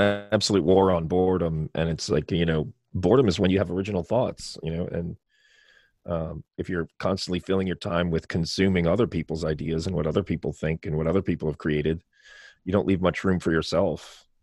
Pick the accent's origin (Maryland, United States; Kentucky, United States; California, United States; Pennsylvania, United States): Maryland, United States; Baltimore; also born or lived in Ireland; people would ask me, "Where are you from?" And I'd say, "Baltimore."